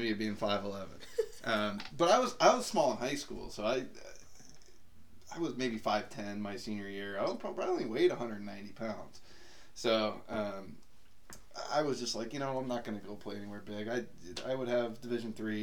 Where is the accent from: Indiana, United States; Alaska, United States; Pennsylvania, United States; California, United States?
Indiana, United States; Northwest; nearby, Indiana, Northwest Indiana.